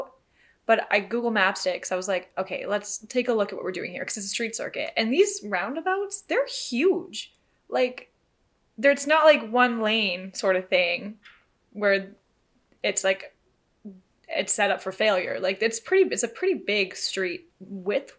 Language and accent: English; Canada; we are just two girls from Canada